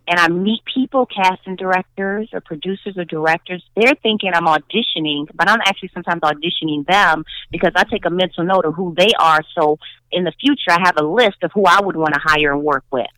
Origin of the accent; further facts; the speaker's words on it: Chicago, Illinois, United States; accent: Chicago accent; I'm a Chicagoan, I'm a mm-hmm. Chicago girl